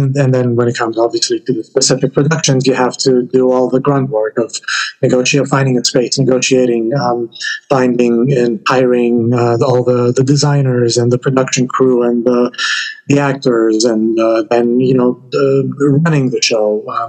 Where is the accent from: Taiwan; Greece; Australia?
Greece; moved away as an adult; now in United States; I grew up in Greece, but all my adult life has been in the United States.